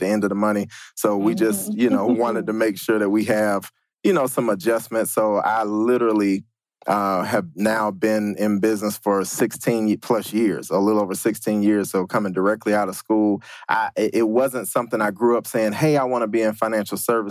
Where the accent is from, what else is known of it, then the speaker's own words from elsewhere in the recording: Atlanta, Georgia, United States; I'm born and raised in Atlanta, Georgia